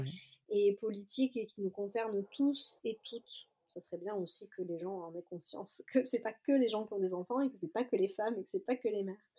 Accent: Marseille, Provence-Alpes-Côte d'Azur, France; je suis marseillaise.

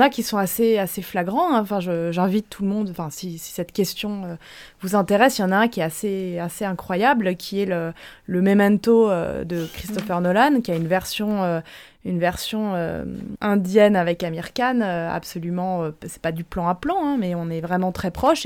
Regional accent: France; en tant que Français

